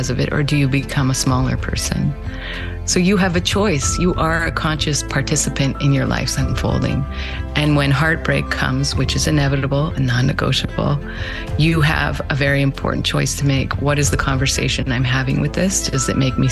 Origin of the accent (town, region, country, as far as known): Winnipeg, Manitoba, Canada; born or raised there; also born or lived in Moose Jaw, Saskatchewan